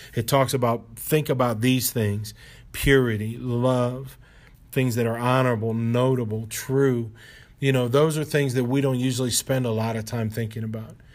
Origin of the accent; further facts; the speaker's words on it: Ohio, United States; moved away as an adult; now in Baltimore, United States; the Lord brought K D the Boys and I to Baltimore from where we grew up in Ohio